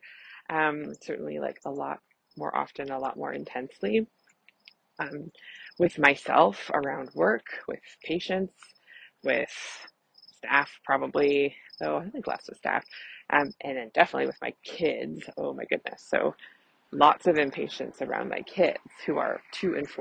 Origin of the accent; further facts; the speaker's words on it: Canada; I'm a Canadian family physician